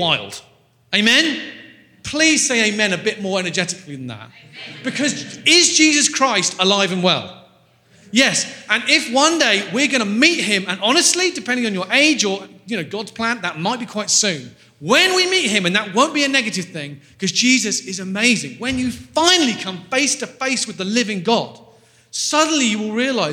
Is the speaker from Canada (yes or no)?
no; England, United Kingdom; I'm from England. We're quite a straight bunch